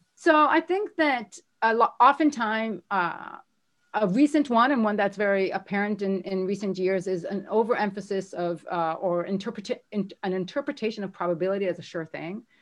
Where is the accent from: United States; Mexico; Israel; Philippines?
Israel; moved away as an adult; I'm from Israel. I'm here on my own.